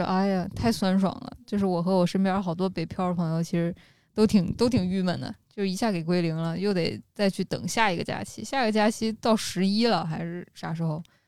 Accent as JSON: {"language": "Chinese", "town": "Xi'an", "region": "Shaanxi", "country": "China", "tie": "born or raised there", "moved": "yes", "lives_now": "Beijing, China", "said": "我们西安的街道"}